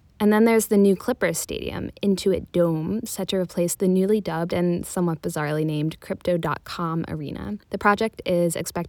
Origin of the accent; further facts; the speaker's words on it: Philadelphia, Pennsylvania, United States; I'm from Philly